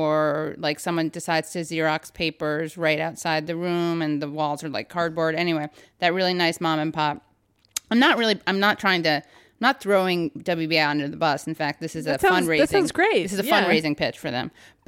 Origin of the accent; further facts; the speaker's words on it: New York, United States; I grew up, speaking of lefty, I grew up on the Upper West Side, which is like a classic haven. It used to be.